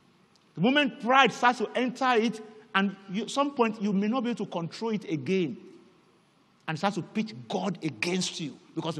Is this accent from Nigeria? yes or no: yes; Nigeria; first language Yoruba; English is a second language; You know, in my native language, Yoruba, there's a slang that gained notoriety not too long ago because of a particular song. … And in this part of the world, people sang it a lot.